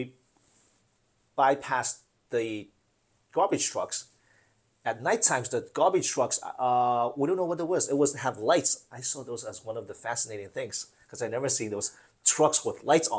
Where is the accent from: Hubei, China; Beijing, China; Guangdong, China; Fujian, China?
Fujian, China; now in United States; I came from Fujian, and we're in the south. I never see snow. First time I came here, I went in 1995